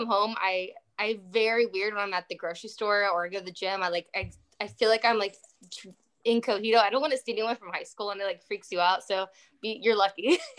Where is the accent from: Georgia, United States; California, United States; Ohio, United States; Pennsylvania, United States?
California, United States; Riverside; moved away; I'm from Riverside, California, so when I do go back to Riverside, it's like weird how like my car all of a sudden the tires get bigger and the lifted truck starts coming out in me